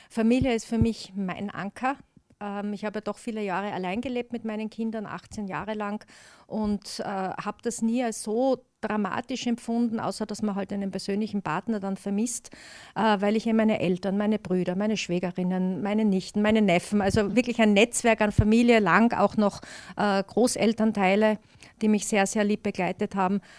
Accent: Styria, Austria; Also ich sehe mich da jetzt wirklich dann als Steirerin in Brüssel auf der EU-Ebene, wo ich die Interessen der Steiermark bestens vertreten kann

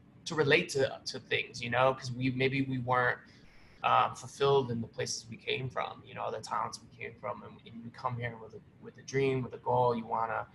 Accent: Cleveland, Ohio, United States; moved away as an adult; now in New York, United States; Cleveland, Ohio, born and raised

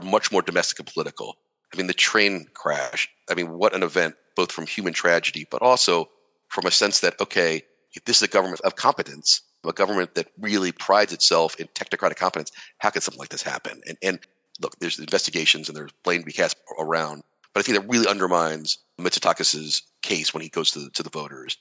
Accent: United States; accent: American; I'm American, as you can tell from the accent

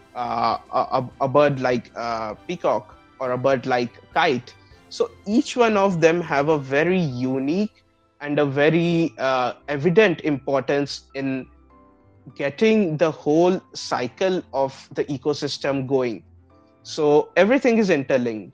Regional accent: Gorakhpur, Uttar Pradesh, India; moved away; also born or lived in Aurangabad; I was born and brought up in Gorakhpur, Uttar Pradesh, and particularly my family hails from west bengal but uh, for me my birth and my i would say entire childhood has been spent in the city

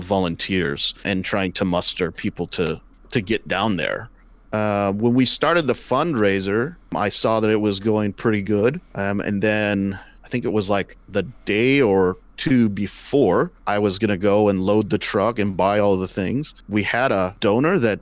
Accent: California, United States; moved away; I'm from California

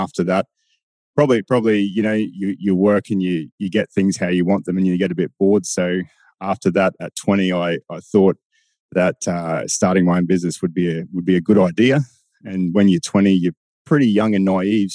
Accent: Bowen, Queensland, Australia; I was born and bred in Bowen and went to school there.

